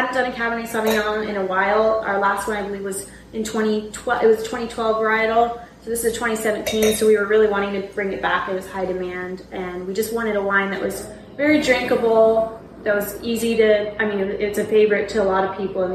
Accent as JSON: {"language": "English", "town": "San Diego", "region": "California", "country": "United States", "moved": "yes", "lives_now": "Nashville, United States", "said": "We are originally from San Diego. Mm-hmm. So we moved here seven, 8 years ago"}